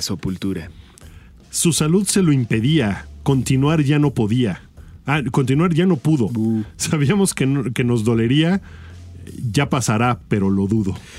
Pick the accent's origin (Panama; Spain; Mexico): Mexico; uno como mexicano